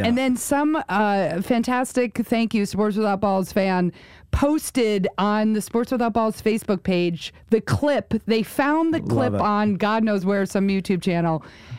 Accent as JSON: {"language": "English", "country": "United States", "tie": "born or raised there", "also_born_or_lived": "Rhode Island", "moved": "yes", "said": "I grew up in New York and then Rhode Island."}